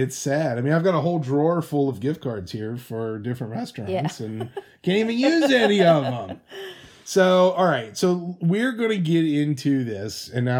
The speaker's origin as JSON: {"language": "English", "region": "Midwest", "country": "United States", "tie": "born or raised there", "said": "our youth, growing up in the Midwest."}